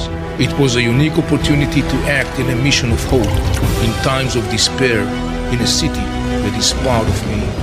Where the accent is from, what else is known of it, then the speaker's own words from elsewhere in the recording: Jerusalem, Jerusalem District, Israel; I'm an Israeli Jew. I was born and raised in Jerusalem.